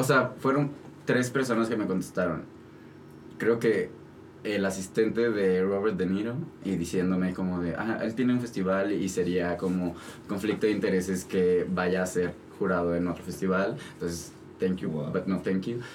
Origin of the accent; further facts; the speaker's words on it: Mexico; yo como mexicano